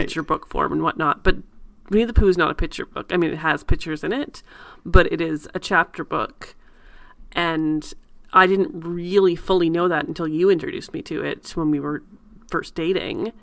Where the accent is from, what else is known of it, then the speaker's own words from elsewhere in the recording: Canada; I'm very Canadian.